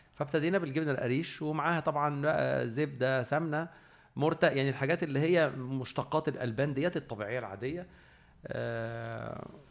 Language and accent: Arabic; Egypt; احنا كمصريين